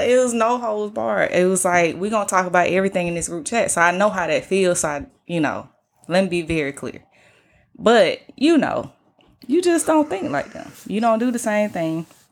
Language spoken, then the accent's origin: English; Atlanta, Georgia, United States; I'm from Atlanta